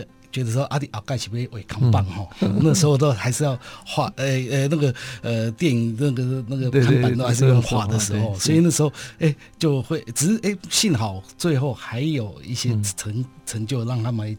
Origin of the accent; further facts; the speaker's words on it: Taipei, Taiwan; 对对对，okay, 台北市。等于从小就在台北市。